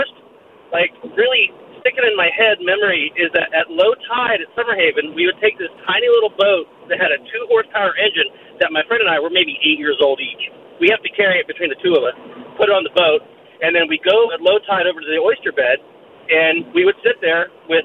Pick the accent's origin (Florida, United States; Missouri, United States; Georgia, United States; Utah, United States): Florida, United States; Jacksonville; now in San Francisco, United States; I'm from Jacksonville, Florida, and my best friend growing up was my neighbor